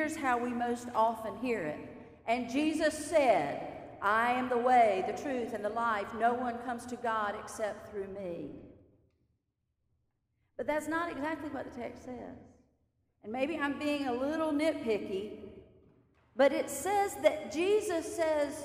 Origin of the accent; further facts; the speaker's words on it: the Bible Belt of the South, United States; I was raised in the Bible Belt of the South by Christian parents